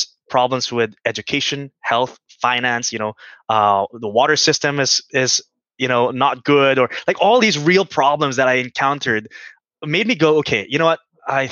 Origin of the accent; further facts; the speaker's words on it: Philippines; moved away as an adult; also born or lived in Canada; I was born here in the Philippines, as you said. I graduated high school here even.